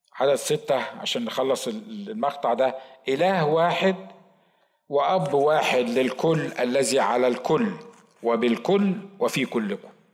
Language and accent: Arabic; Egypt; accent: Egyptian (non-Sa'idi); هو بيتكلم مصري وانا بتكلم مصري